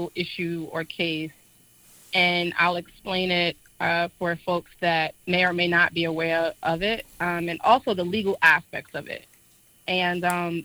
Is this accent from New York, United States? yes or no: yes; New York City, New York, United States; now in Washington, D.C., United States; I was born and raised in Harlem, New York